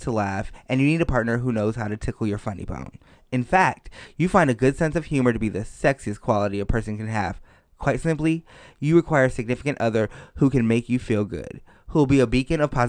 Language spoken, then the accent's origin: English; New York, United States; because I'm, I'm a New Yorker.